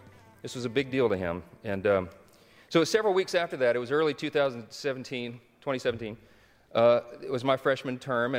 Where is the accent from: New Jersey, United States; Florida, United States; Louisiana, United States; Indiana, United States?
Louisiana, United States; Shreveport; my hometown of Shreveport, Louisiana, a little town in northwest Louisiana.